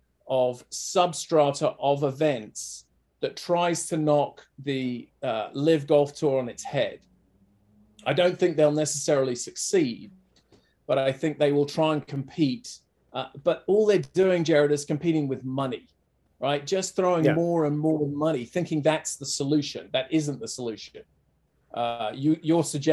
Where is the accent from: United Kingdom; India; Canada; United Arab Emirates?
United Kingdom; England; I don't know if you can tell, but I'm from England.